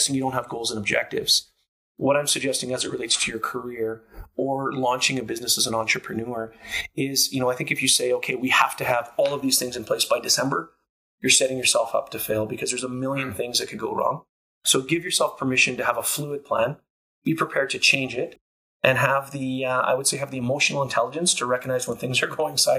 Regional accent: Canada; also born or lived in Calgary; a Canadian kid growing up with Italian heritage

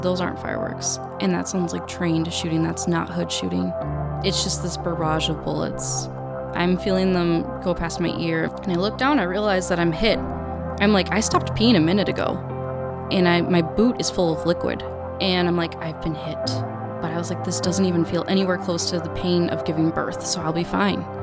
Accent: Beaver Dam, Wisconsin, United States; moved away as an adult; now in Texas, United States; southeastern Wisconsin's where I grew up

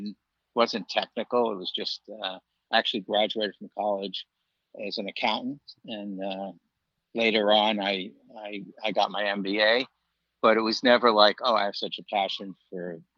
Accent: New York City, New York, United States; moved away as an adult; also born or lived in Long Island, New York; now in Florida, United States; I grew up actually in Brooklyn

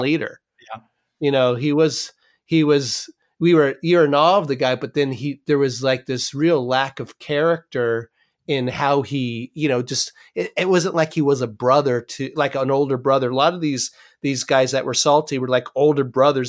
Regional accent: California, United States; I'm from California

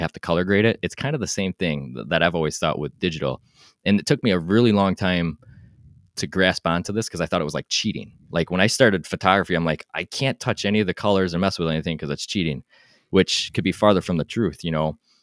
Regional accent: Wisconsin, United States; I'm from Wisconsin

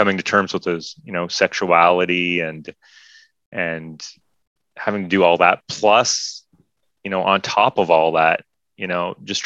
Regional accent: Canada; as a Canadian

